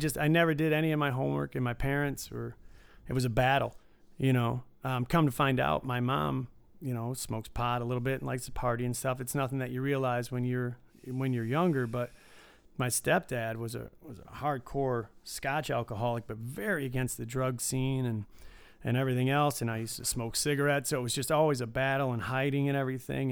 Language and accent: English; Detroit, Michigan, United States; I grew up, uh, in suburbs of Detroit.